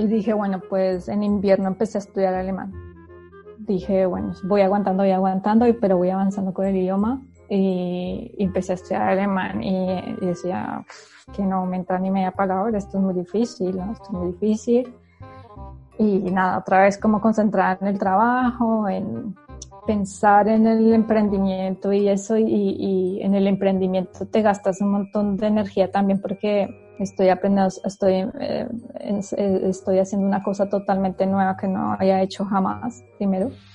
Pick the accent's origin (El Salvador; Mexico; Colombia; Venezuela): Colombia; moved away as an adult; also born or lived in Spain; now in Germany; yo siendo colombiana